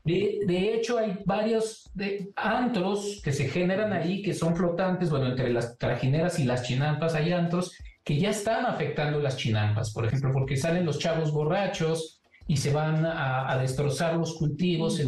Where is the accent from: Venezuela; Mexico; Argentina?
Mexico; es parte de nuestra identidad como mexicanos